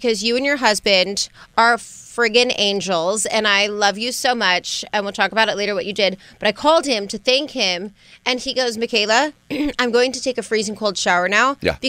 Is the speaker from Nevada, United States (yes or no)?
yes; Las Vegas, Nevada, United States; moved away; And I'm from Vegas.